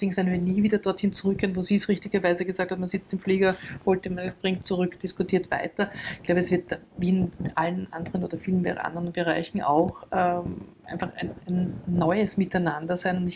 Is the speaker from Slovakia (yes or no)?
no; Austria; die jetzt bei uns in Österreich eh schon über 50 Prozent